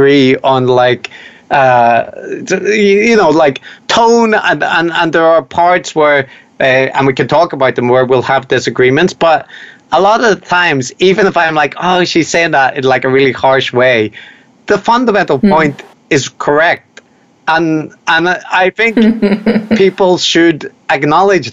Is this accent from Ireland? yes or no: yes; Ireland; I'm Irish